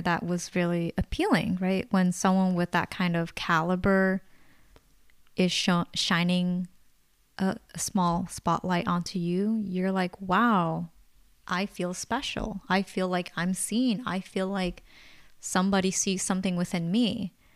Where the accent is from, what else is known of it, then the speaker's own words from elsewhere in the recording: Bay Area, California, United States; we're born and raised in the Bay Area